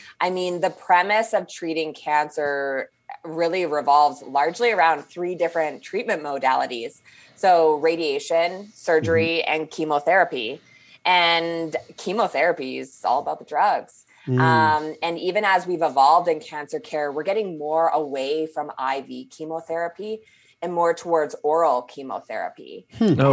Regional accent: Saskatchewan, Canada; also born or lived in Toronto; I was born and raised in Saskatchewan, but I live in Saskatoon now.

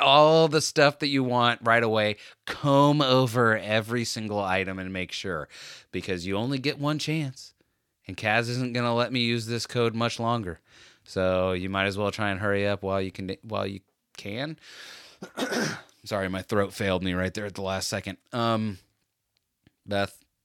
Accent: United States; me also as an American

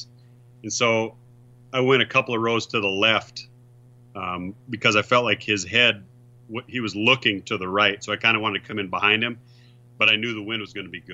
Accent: South Dakota, United States; I'm from South Dakota.

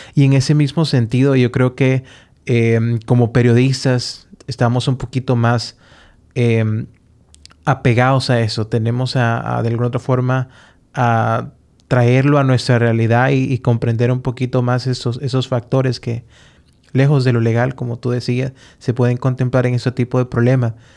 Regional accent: Honduras; como hondureño

